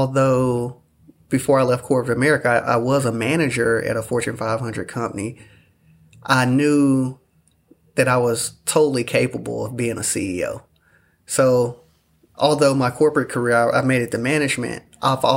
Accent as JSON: {"language": "English", "town": "El Dorado", "region": "Arkansas", "country": "United States", "tie": "born or raised there", "said": "I'm born and raised in El Dorado, Arkansas"}